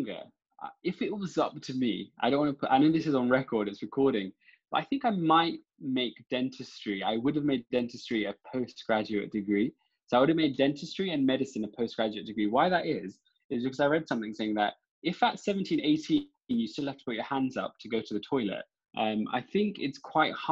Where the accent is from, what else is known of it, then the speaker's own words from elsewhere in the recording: London, United Kingdom; born and raised in London